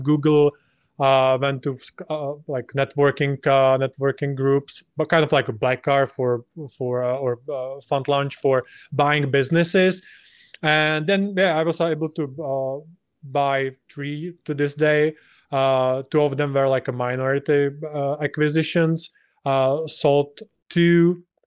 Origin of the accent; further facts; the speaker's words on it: Czechia; to my home country